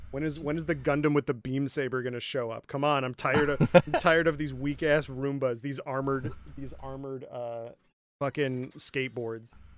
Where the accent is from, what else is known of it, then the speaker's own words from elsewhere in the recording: Michigan, United States; now in Nebraska, United States; I'm from Michigan, right? We uh, in my opinion we don't have any kind of accent